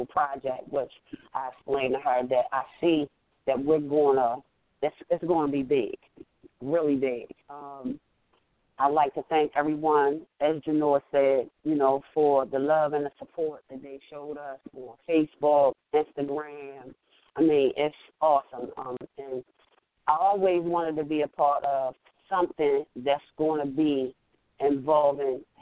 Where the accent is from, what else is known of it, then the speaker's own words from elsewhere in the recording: Baltimore, Maryland, United States; I am from Baltimore, Maryland